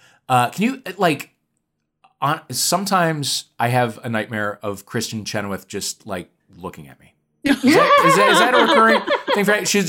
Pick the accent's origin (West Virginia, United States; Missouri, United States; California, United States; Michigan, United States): Missouri, United States; St. Louis; We're from St. Louis.